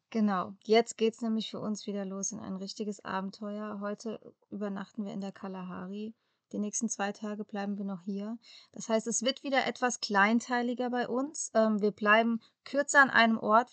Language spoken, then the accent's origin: German; Germany; moved away as an adult; bei uns in Europa oder bei uns in Deutschland